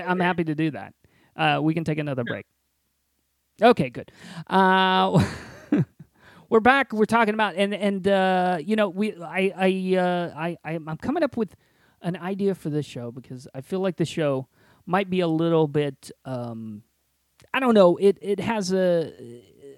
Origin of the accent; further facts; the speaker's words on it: Indiana, United States; when I was a kid growing up in Indiana